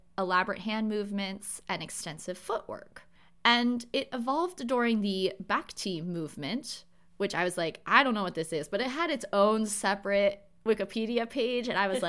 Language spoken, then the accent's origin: English; United States; accent: American; my American accent